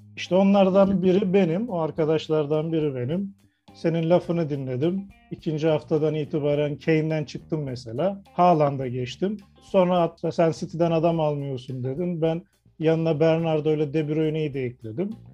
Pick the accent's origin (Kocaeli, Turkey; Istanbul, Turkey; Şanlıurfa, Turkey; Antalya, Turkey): Kocaeli, Turkey; ben Kocaeli'liyim